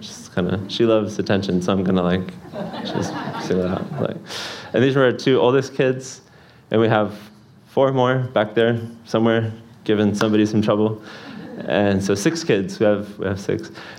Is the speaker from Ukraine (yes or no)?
yes; Kyiv, Ukraine; also born or lived in United States; spent more time in Kyiv than anywhere in my life. I barely remember living in the United States. So I grew up in Kyiv, went to school, went to music college, everything all in Kyiv.